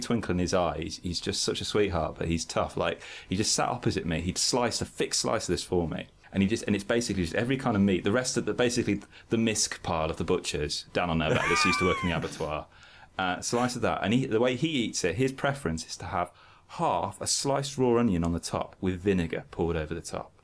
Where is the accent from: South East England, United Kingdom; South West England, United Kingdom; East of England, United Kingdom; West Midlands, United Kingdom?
West Midlands, United Kingdom; Birmingham; in Birmingham, my school was quite pagan